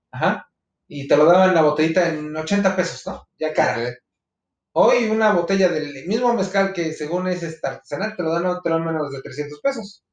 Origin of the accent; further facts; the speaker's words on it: Veracruz, Mexico; now in Mexico City, Mexico; famoso en mi tierra ahí en Veracruz